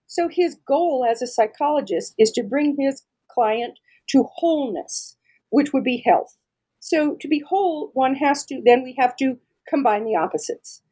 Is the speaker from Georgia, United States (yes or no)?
no; Denver, Colorado, United States; I'm from Denver, Colorado, and I'm really, really lucky that I was able to find a position right here in my own hometown